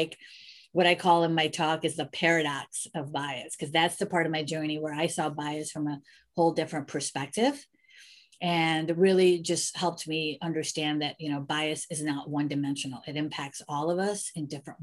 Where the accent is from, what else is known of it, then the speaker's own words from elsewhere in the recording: Elmwood Park, Illinois, United States; also born or lived in Chicago; I grew up in Illinois in a suburb of Chicago called Elmwood Park, predominantly Italian neighborhood